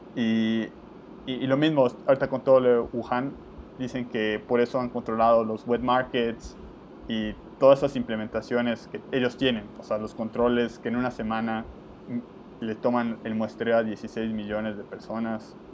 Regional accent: Yucatán, Mexico; los que somos de Yucatán en México

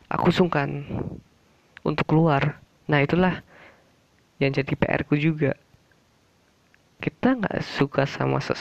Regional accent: Java, Indonesia; Karena aku orang Jawa, orang Jawa tuh orangnya

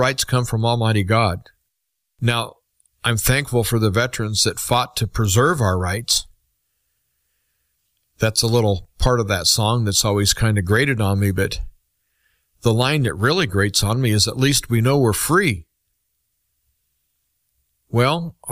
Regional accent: United States; as an American

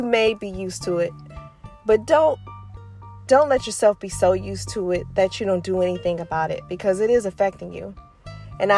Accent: Detroit, Michigan, United States; moved away; I'm from Michigan, I'm from Detroit.

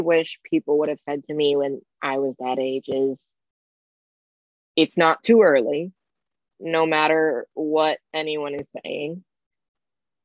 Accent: Indiana, United States; where I'm from Indiana. Indiana's not the greatest place to be trans from

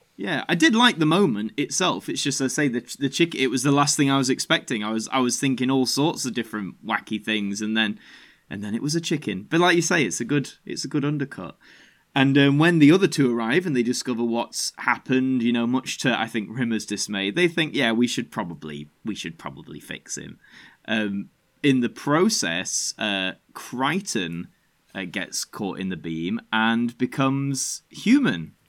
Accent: Yorkshire and the Humber, United Kingdom; being a Yorkshireman

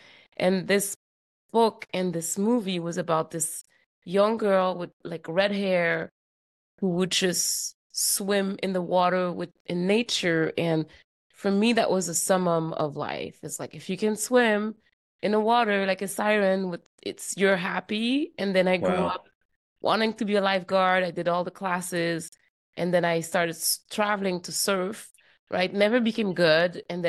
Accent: Montreal, Quebec, Canada; moved away as an adult; now in California, United States; I'm from Quebec, Montreal, Quebec.

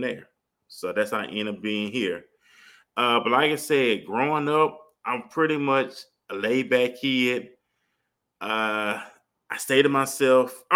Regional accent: Mobile, Alabama, United States; moved away as an adult; now in Arlington, United States; I grew up in Mobile. You know, people think Mobile, Alabama is a small town. They probably think dirt roads, and it's really not. It's a city, small city, but it's a city. Grew up there, born and raised there

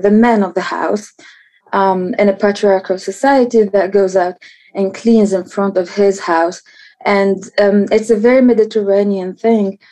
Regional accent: Tunis, Tunis Governorate, Tunisia; So I'm from Tunis, and I grew up in Tunis, the capital

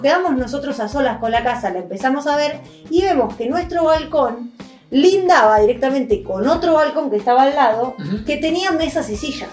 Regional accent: Argentina; moved away; somos argentinos

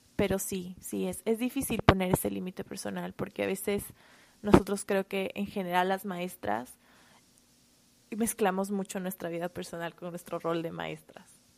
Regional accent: Quito, Pichincha, Ecuador; moved away as an adult; now in United States; soy de Quito, Ecuador

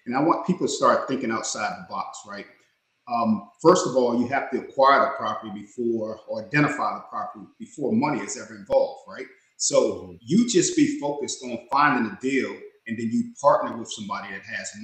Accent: Washington, District of Columbia, United States; now in Charlotte, United States; I'm in Charlotte, North Carolina, but I was born and raised in the Washington, D.C. area, what they call the DMV, district, D.C., Maryland, and Virginia.

